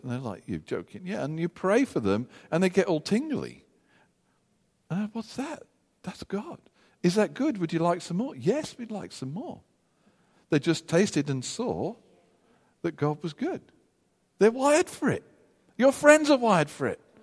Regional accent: United Kingdom; us being British

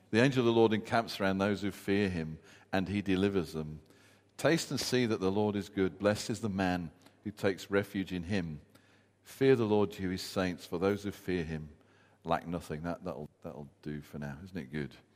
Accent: United Kingdom; us being British

